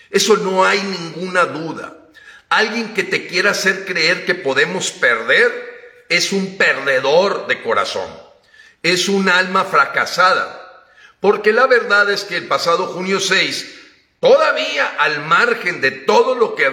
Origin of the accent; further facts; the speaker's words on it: Mexico; somos los mexicanos los que tenemos la responsabilidad de heredar a nuestros hijos una patria libre.